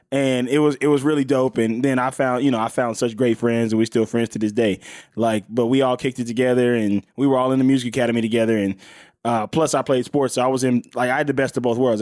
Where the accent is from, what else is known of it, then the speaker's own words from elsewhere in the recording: Mississippi, United States; now in Los Angeles, United States; I'm from, I'm from Mississippi. I'm from L A. By the way, in Mississippi, I was born in Mississippi.